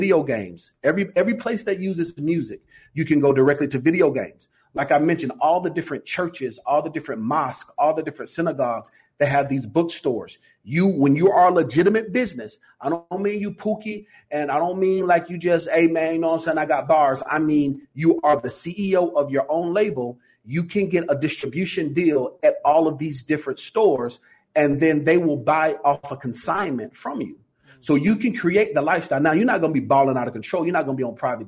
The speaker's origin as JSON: {"language": "English", "town": "Atlanta", "region": "Georgia", "country": "United States", "said": "So I'm from Atlanta, Georgia, Vine City, to be exact."}